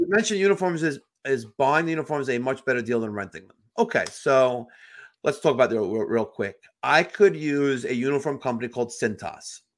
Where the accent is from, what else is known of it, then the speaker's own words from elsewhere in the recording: New York, United States; I'm a New Yorker